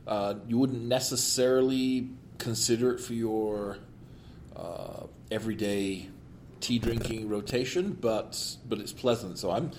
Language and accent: English; United Kingdom; Now, being British